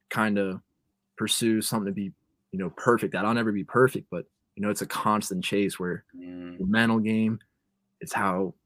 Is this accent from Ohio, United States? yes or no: yes; Cincinnati, Ohio, United States; Growing up in Cincinnati